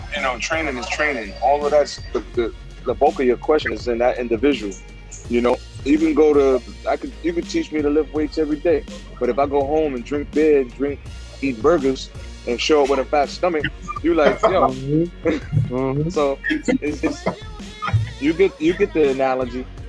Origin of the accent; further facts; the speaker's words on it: New York City, New York, United States; growing up in the South Bronx.